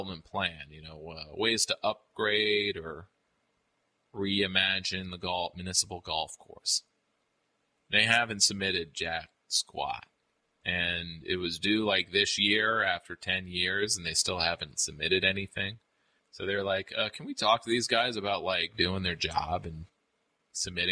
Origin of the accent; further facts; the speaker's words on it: Albany, New York, United States; my hometown, Albany